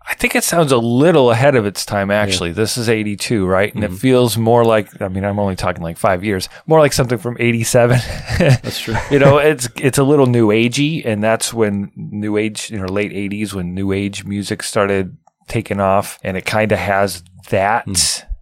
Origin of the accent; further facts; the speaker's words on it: Midwest, United States; growing up in the Midwest